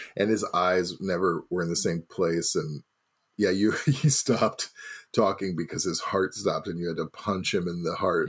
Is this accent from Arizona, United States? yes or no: no; Missouri, United States; now in Milwaukee, United States; I'm from Missouri.